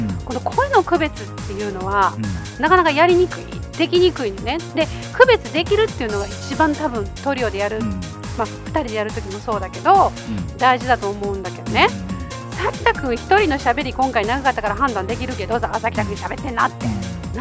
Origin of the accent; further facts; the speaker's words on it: Kansai, Japan; 私らが関西人やから